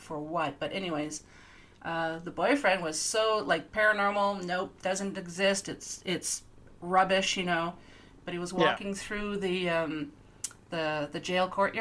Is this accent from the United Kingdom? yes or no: no; East Coast, Canada; moved away; I'm from the East Coast